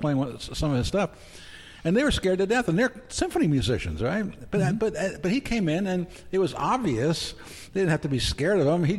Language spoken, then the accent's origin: English; East Coast, United States; now in Oregon, United States; I'm from the East Coast, and I'm Italian